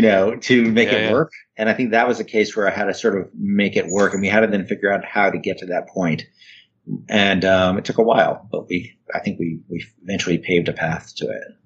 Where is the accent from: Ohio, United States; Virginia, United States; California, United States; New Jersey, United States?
New Jersey, United States; northern; also born or lived in New York City, United States; I was born in New York, and I grew up in northern New Jersey, which is not very far from New York.